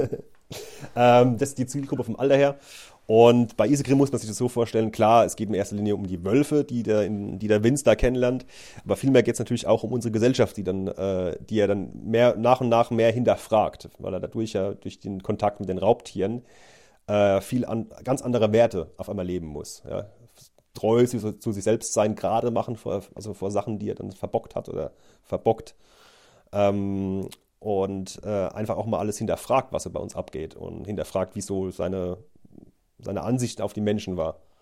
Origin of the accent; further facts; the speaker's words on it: Neustadt an der Weinstraße, Rhineland-Palatinate, Germany; wir haben ein Restaurant daheim